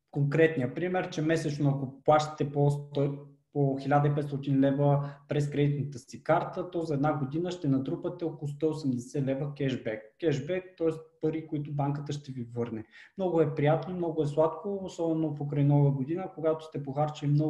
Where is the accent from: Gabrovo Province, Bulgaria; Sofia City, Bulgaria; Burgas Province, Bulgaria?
Gabrovo Province, Bulgaria; като един габровец